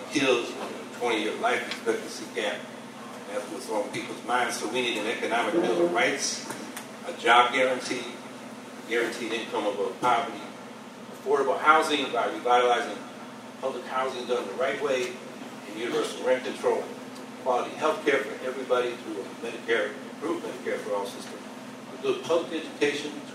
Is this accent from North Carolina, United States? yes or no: no; Syracuse, New York, United States; I'm from Syracuse, New York.